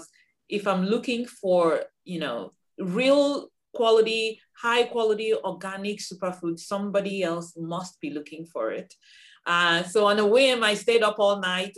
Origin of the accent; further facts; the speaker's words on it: Nigeria; moved away as an adult; now in United States; I'm originally from Nigeria. I came to the US in 1999 to pursue an advanced degree in engineering